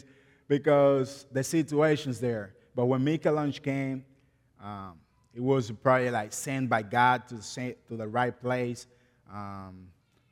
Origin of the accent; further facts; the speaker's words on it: Guerra, Distrito Nacional, Dominican Republic; English is a second language; moved away; also born or lived in La Romana, Dominican Republic; I was born and raised in Dominican Republic